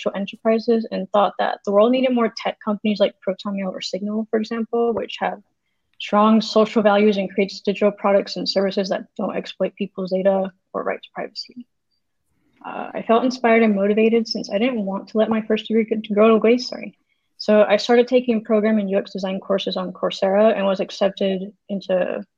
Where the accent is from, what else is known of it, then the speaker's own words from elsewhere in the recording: Florida, United States; now in California, United States; I grew up in Florida